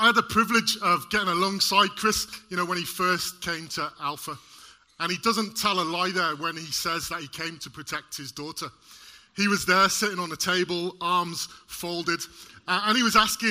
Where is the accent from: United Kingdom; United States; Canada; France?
United Kingdom; Welsh, Wales; Being Welsh